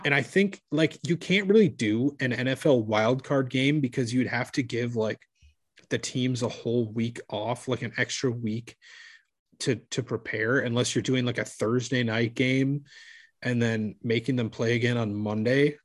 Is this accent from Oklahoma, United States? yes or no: no; Minneapolis, Minnesota, United States; my hometown team